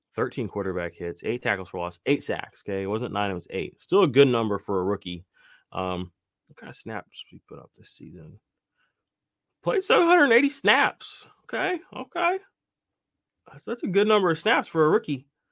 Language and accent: English; Tulsa, Oklahoma, United States; I was born in Tulsa, Oklahoma too